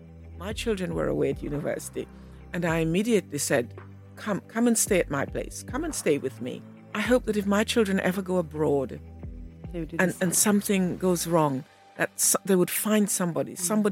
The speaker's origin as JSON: {"language": "English", "town": "Montego Bay", "region": "Saint James", "country": "Jamaica", "tie": "born or raised there", "said": "I was lucky to have been born and brought up in Montego Bay, Jamaica."}